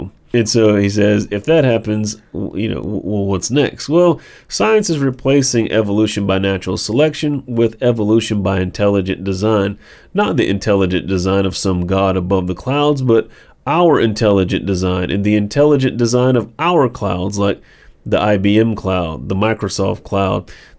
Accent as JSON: {"language": "English", "country": "Israel", "said": "my home country of Israel is trying to build a total surveillance regime in the West Bank."}